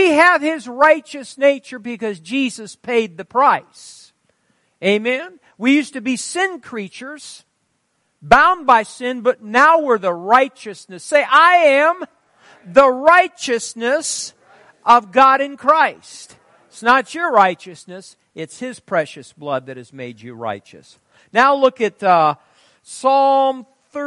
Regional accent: Fairbury, Nebraska, United States; I'm from Fairbury

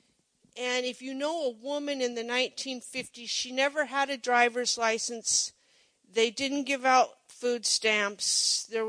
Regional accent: Monroe, United States; I grew up in Monroe, the little town on the shortcut to Silver Creek

